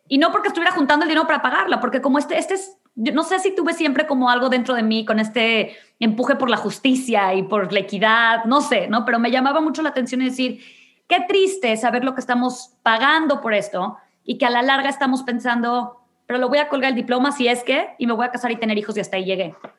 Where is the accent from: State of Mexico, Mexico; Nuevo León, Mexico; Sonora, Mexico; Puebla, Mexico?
Nuevo León, Mexico; Monterrey; moved away as an adult; now in Houston, United States; tuve la fortuna de nacer en una familia en Monterrey en donde nunca me faltó nada